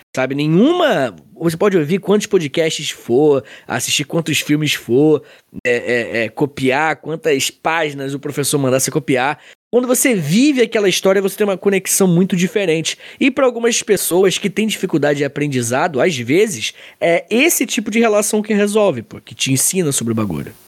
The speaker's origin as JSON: {"language": "Portuguese", "town": "Angra dos Reis", "region": "Rio de Janeiro", "country": "Brazil", "tie": "born or raised there", "lives_now": "Itaguaí, Brazil", "said": "eu sou de Angra"}